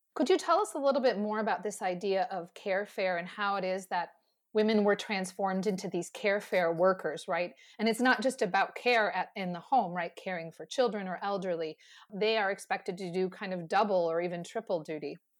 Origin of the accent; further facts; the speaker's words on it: United States; speaking as an American